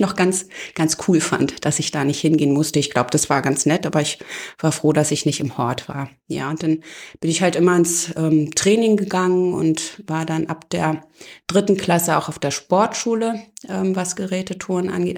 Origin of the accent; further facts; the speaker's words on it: Eisenhüttenstadt, Brandenburg, Germany; now in Oberursel, Germany; Ich bin in Eisenhüttenstadt aufgewachsen